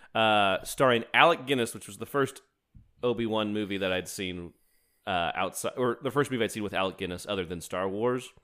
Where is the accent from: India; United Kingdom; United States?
United States; as an American